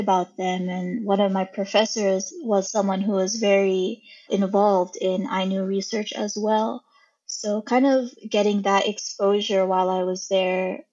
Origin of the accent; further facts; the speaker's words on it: United States; also born or lived in Hokkaido, Japan; as an American-born person